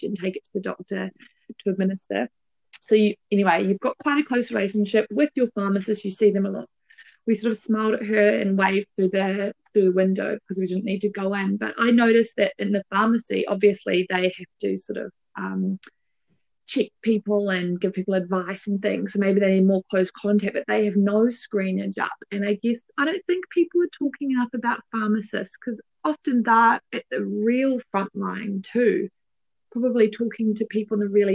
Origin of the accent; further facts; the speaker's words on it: New Zealand; moved away; as a Kiwi